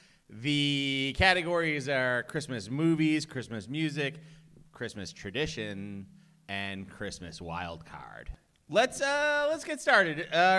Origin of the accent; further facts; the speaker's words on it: Boston, Massachusetts, United States; accent: Boston; Wicked is probably the best word that I said before I got my bad Boston accent.